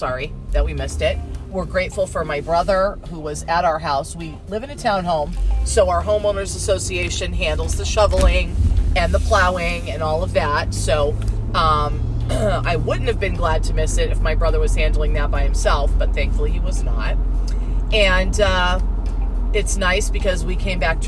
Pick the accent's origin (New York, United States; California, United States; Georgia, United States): California, United States; Southern; also born or lived in Montana; now in New England, United States; I grew up in Southern California with a short stint in the prison that I like to call Montana